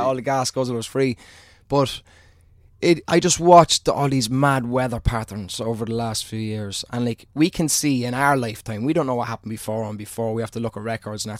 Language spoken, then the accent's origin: English; Ireland; being an Irishman